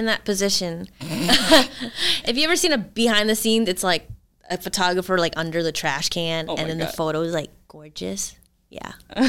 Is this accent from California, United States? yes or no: no; Missouri, United States; I'm from Missouri.